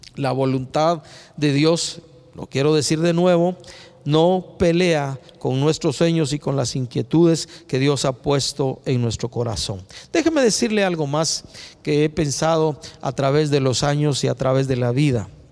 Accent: Guatemala; como ciudadanos guatemaltecos

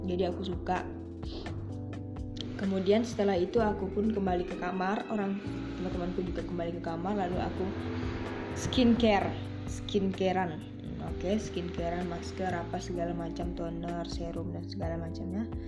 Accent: Pekanbaru, Riau, Indonesia; aku dari jurusan psikologi. Aku dari Riau Pekanbaru.

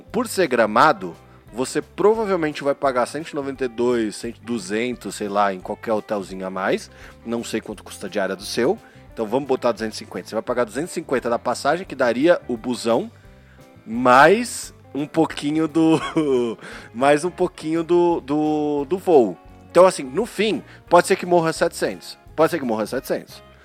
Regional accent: Paulista, São Paulo, Brazil; eu sou paulista escarrado, né, meu? Eu sou aquele paulista que tem medo do Rio de Janeiro

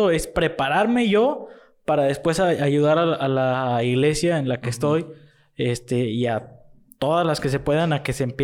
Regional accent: Matamoros, Tamaulipas, Mexico; born there; En, no, aquí nací. Así, ¿Ah, aquí nací en Matamoros.

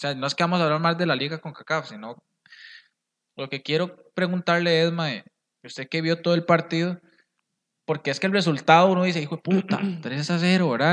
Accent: Costa Rica; como ticos

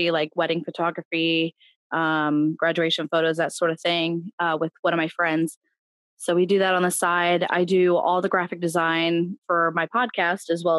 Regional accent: Ohio, United States; I'm from Ohio

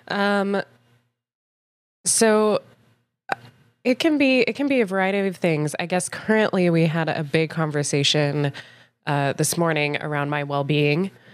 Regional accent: Boulder, Colorado, United States; moved away as an adult; now in Chicago, United States; I'm originally from Boulder, Colorado, uh, which I'm pretty proud of. So I'm a mountain, mountain girl

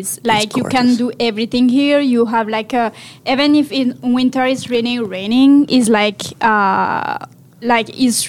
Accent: Marseille, Provence-Alpes-Côte d'Azur, France; English is a second language; moved away as an adult; now in Vancouver, Canada; So I'm from France. I'm from South of France, so Marseille, and it's the best city in the world.

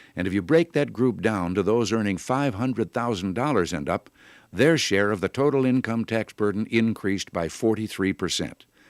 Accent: Illinois, United States; moved away; As a boy growing up in Illinois

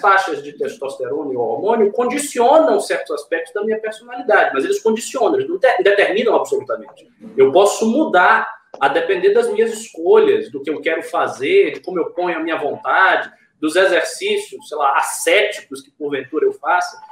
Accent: Salvador, Bahia, Brazil; now in São Paulo, Brazil; Estarei 20 dias na minha terra

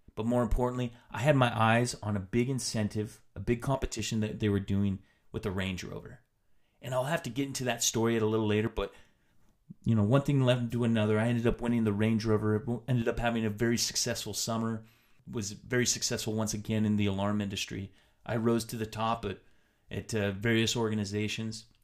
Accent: Tri-Cities, Washington, United States; moved away; also born or lived in Utah; I decided to move back to my hometown in, in Washington State, back to the Tri-Cities

